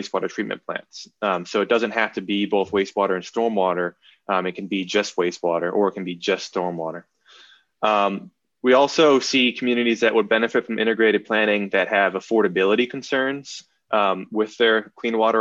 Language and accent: English; Massachusetts, United States; I'm from Massachusetts